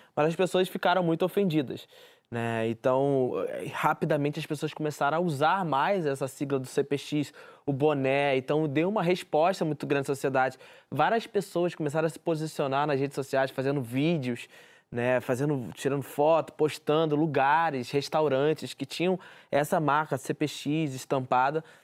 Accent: Rio de Janeiro, Brazil; É a vista do Morro da Deus, que é a favela onde eu moro, onde eu nasci, fui criado, minha família toda mora aqui também.

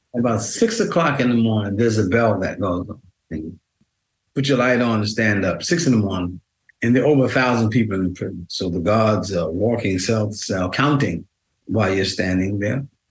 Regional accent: New York City, New York, United States; I grew up in Queens, my um, and Manhattan

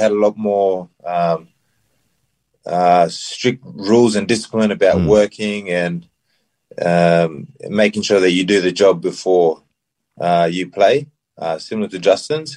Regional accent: Tubusereia Village, near Port Moresby, Central Province, Papua New Guinea; moved away; I'm from Tubusera Village, which is half an hour from Port Moresby. I grew up in the village. I lived there for 12 years.

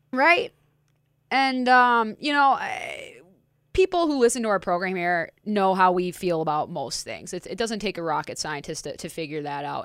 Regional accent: Minneapolis, Minnesota, United States; Minneapolis, my community

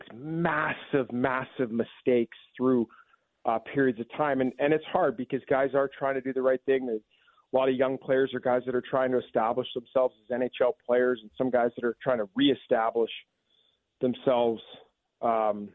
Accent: Vancouver area, British Columbia, Canada; now in Washington, United States; where I grew up in the Northwest, there's a lot of Seahawks fans up in that area, the sort of Vancouver area

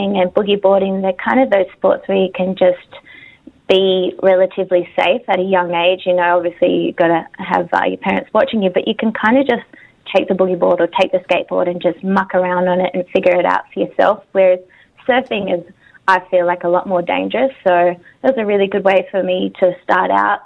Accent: Australia; I am Australian and I love my country

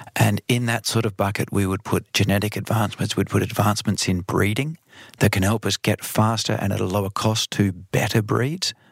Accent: Australia; now in Netherlands; Australia, my home country

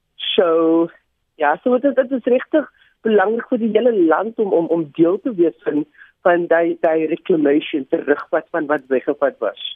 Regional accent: Cape Town, Western Cape, South Africa; ek is hier van die Cape Flats

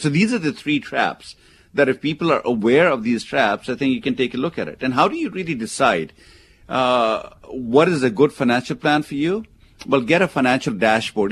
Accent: India; now in United States; where I come from, where I was born in India

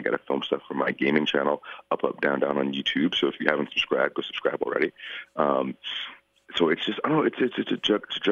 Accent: Georgia, United States; moved away as an adult; also born or lived in Florida / Japan; I was raised in Georgia, but I went down to Florida for the school

